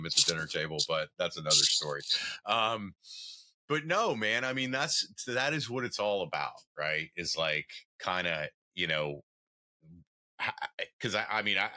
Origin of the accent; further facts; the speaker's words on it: the South, United States; moved away; my nephews still live where I grew up in the South.